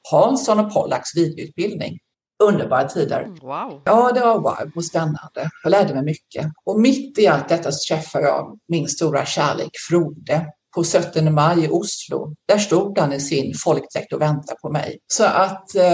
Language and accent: Swedish; Landvetter, Västra Götaland, Sweden; now in Australia; Eh, född och uppvuxen i Landvetter utanför Göteborg.